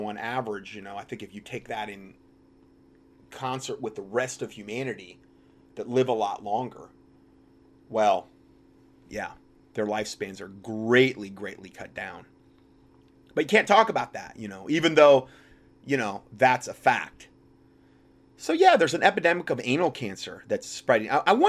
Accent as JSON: {"language": "English", "region": "North Carolina", "country": "United States", "tie": "born or raised there", "said": "the governor of North Carolina, my home state, just vetoed a bill"}